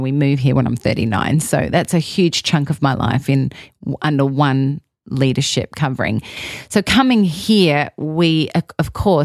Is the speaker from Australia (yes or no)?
yes; Australia; moved away as an adult; I'm Australian, I'm a foreigner